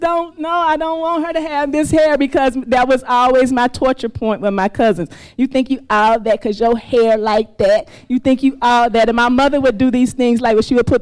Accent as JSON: {"language": "English", "region": "Mississippi", "country": "United States", "tie": "born or raised there", "moved": "as an adult", "lives_now": "Lagos, Nigeria", "said": "I'm from Mississippi, the Deep South, and I grew up in Mississippi in the 70s"}